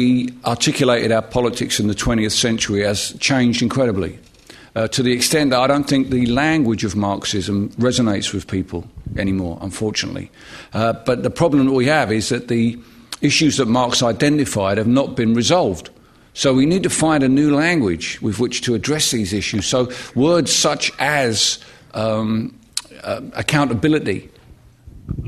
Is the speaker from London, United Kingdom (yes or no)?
yes; London, United Kingdom; I come from Barking in East London.